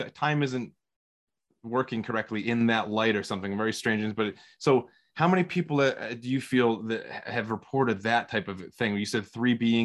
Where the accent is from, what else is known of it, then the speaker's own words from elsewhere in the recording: southeastern Massachusetts, United States; I grew up in Massachusetts and southeastern Massachusetts